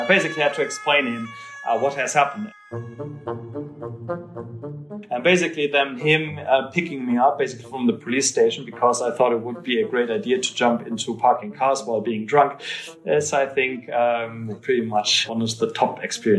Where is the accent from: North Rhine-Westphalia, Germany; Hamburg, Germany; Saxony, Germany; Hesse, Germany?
North Rhine-Westphalia, Germany; Dusseldorf; English is a second language; I grew up in the classic German working-class family kind of circumstances and basically lived the classic boring life.